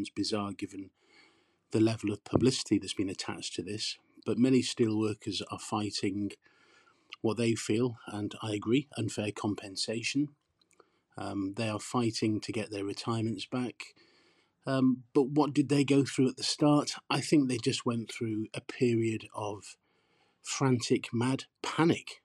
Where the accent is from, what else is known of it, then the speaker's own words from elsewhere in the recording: Port Talbot, Wales, United Kingdom; I grew up in Port Talbot. I'm English, but I grew up in this steel town, and it's the place that I call home